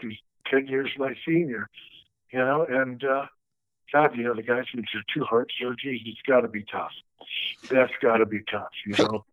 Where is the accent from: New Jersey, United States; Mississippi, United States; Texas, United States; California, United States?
California, United States; Los Angeles; we were growing up in Encino